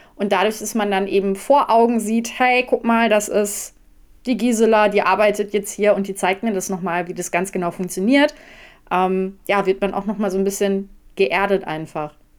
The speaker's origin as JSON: {"language": "German", "region": "North Rhine-Westphalia", "country": "Germany", "tie": "born or raised there", "moved": "yes", "lives_now": "Ruhr area, Germany", "said": "Ich äh, bin gar nicht so weit von dir entfernt aufgewachsen, also Ostwestfalen"}